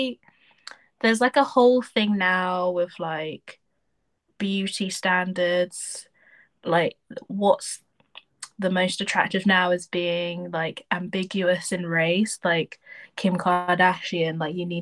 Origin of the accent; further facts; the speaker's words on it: Deeping, East of England, United Kingdom; also born or lived in Spalding / Peterborough; I grew up in Deep. I went to like primary school in Deeping, then I went to secondary school in Spalding, but I'm from Peterborough